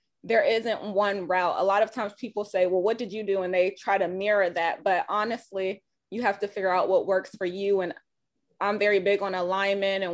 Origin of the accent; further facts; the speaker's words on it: Hampton, Virginia, United States; I'm from Hampton. Yes. And you know, I work in North Carolina, but I still live here.